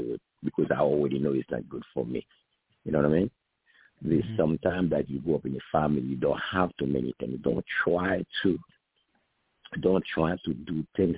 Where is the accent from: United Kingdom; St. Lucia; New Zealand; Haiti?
Haiti; moved away; I'm from Haiti